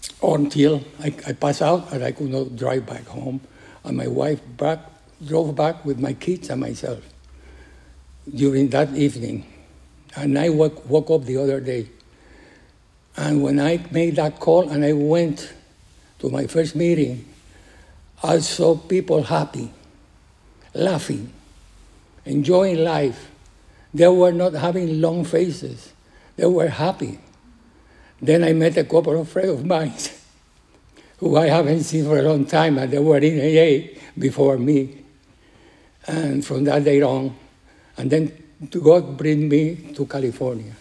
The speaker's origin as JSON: {"language": "English", "country": "Puerto Rico", "second_language": "English", "moved": "yes", "said": "I am from Puerto Rico"}